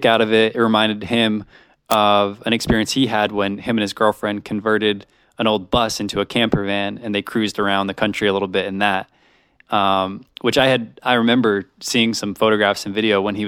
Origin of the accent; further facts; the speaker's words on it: Rhode Island, United States; moved away; I grew up in Rhode Island